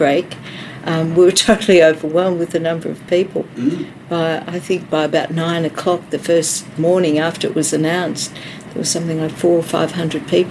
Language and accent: English; came from Melbourne, Victoria, Australia; moved away as an adult; now in Shepparton, Australia; I came from Melbourne, but I was raised in the country